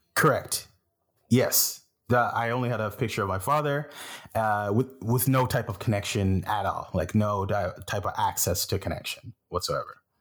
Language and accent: English; Flesherton, Ontario, Canada; also born or lived in Haiti; now in Toronto, Canada; growing up in Flesherton and moving to Toronto